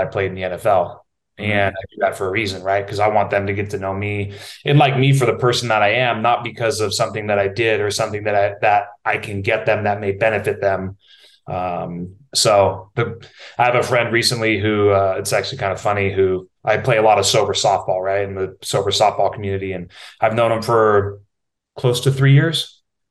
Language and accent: English; Napa, California, United States; I can remember from a young age going to the Safeway in Napa, right? I'm from Napa, California